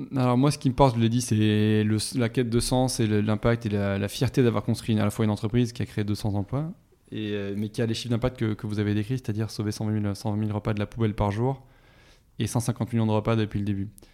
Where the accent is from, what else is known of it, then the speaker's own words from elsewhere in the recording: Toulouse, Occitania, France; moved away as an adult; also born or lived in Paris; je suis de Toulouse à l'origine, je suis toulousain, j'ai passé 20 ans